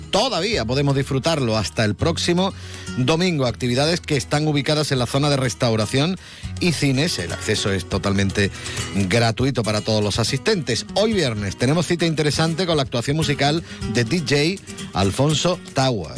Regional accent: Jerez de la Frontera, Andalusia, Spain; yo soy de Jerez

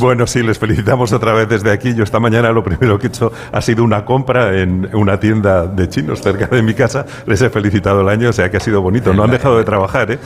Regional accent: Spain; los españoles tenemos fama de vividores

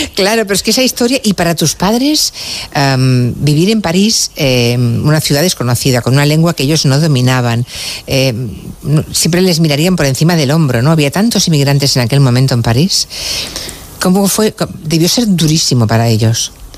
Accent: Galicia, Spain; yo que nací en Galicia soy gallega

